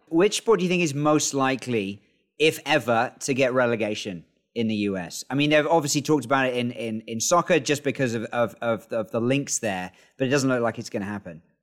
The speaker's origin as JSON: {"language": "English", "town": "York", "region": "Yorkshire and the Humber", "country": "United Kingdom", "moved": "yes", "lives_now": "China", "said": "I'm originally from York"}